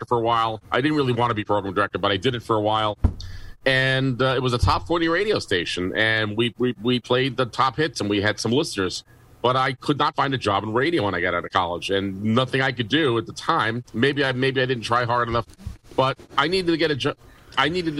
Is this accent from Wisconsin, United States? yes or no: no; New York City, New York, United States; I was born in the Bronx